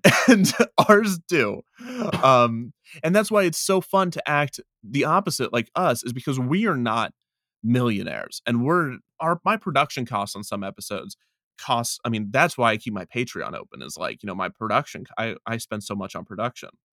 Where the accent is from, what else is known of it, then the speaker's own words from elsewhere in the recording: Kansas City, United States; it's in Kansas City, it's my, it's my hometown amusement park when I was growing up